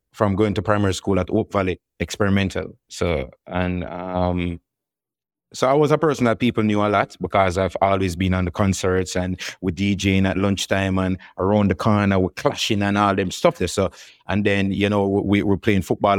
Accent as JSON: {"language": "English", "town": "Kingston", "country": "Jamaica", "tie": "born or raised there", "said": "it's a very vibrant, religious musical in era that I grew up"}